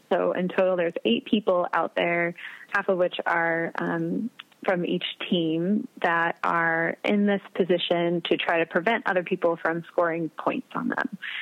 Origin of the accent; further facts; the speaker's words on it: Wichita, Kansas, United States; moved away as an adult; also born or lived in Nebraska / Arkansas; now in Adrian, United States; I'm from Wichita, Kansas originally.